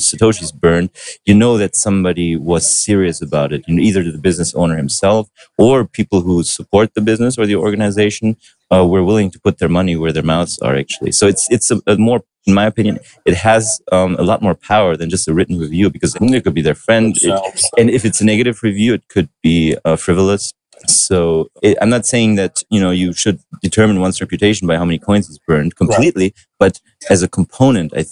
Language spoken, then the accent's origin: English; Berlin, Germany; English is a second language; I was born and raised in Berlin